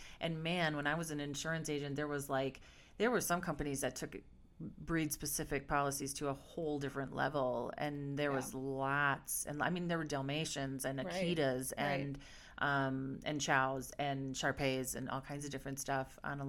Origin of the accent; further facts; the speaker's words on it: Milwaukee, Wisconsin, United States; so I'm from Milwaukee, Wisconsin